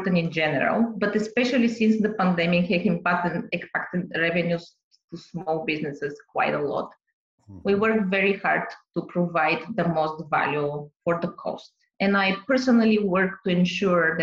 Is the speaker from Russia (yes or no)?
no; Bulgaria; also born or lived in Boston, United States; now in Ontario, Canada; I'm originally from Bulgaria, Southeast Europe, for people that don't know where is it exactly, border with Greece